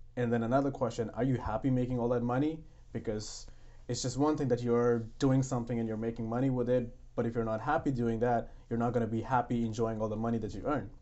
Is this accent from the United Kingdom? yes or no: no; India; English is a second language; moved away as an adult; now in Canada; I was in India, I had my education all in English